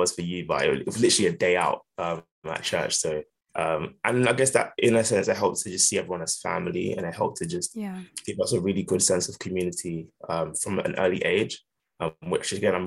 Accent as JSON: {"language": "English", "area": "Essex", "region": "East of England", "country": "United Kingdom", "tie": "born or raised there", "also_born_or_lived": "London", "said": "I was born in London, but I moved out to Essex, but we stayed in our London church"}